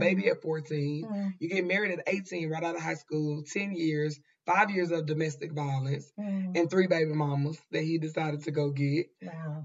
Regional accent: Dallas, Texas, United States; We are originally from West Dallas.

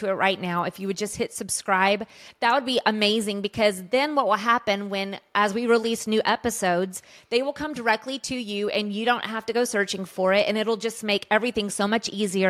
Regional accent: Colorado, United States; we grew up in Colorado, and our dad was a, a worship pastor at a large church there

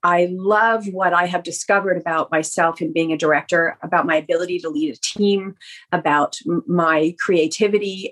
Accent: Canada; made a conscious choice to stay in Canada

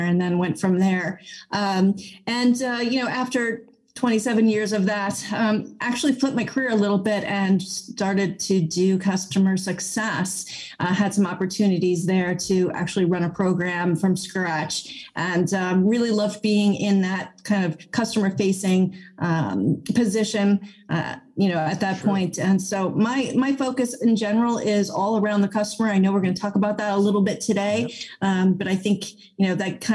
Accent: Summit, New Jersey, United States; I grew up in Summit, New Jersey

